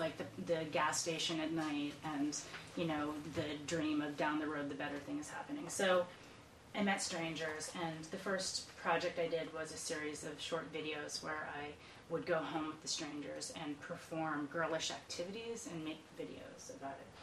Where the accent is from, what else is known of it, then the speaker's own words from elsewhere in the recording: Iowa, United States; moved away as an adult; also born or lived in Boston; I grew up in Iowa